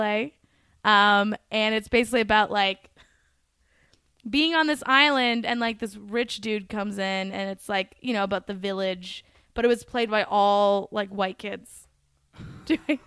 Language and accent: English; Minnetonka, Minnesota, United States; also born or lived in Eden Prairie, Minnesota / Boston; now in New York, United States; I grew up in Minnetonka, which was next to it.